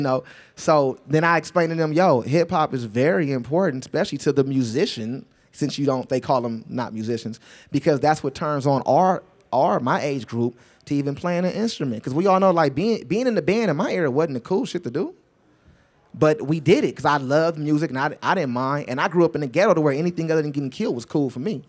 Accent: Los Angeles, California, United States; I'm not from the outskirts of Los Angeles. I'm really from Los Angeles, California

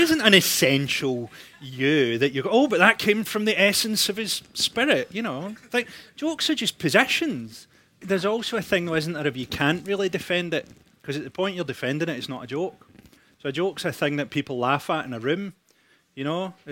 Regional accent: Scotland, United Kingdom; I'm Scottish

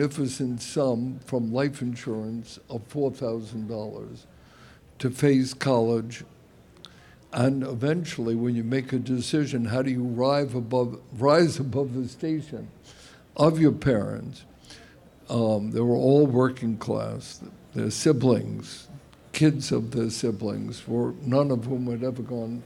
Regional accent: New York City, New York, United States; I certainly am indebted to Brooklyn

